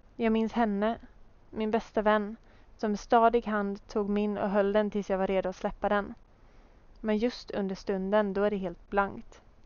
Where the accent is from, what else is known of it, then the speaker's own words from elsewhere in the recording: Hultsfred, Kalmar County, Sweden; moved away as an adult; now in Gothenburg, Sweden; Jag föddes alltså år 1997 i Småland där jag växte upp med min familj